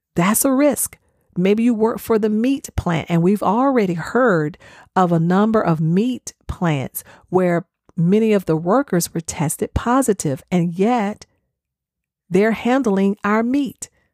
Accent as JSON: {"language": "English", "region": "the South", "country": "United States", "said": "I'm from the South, so I know how we do sweet tea"}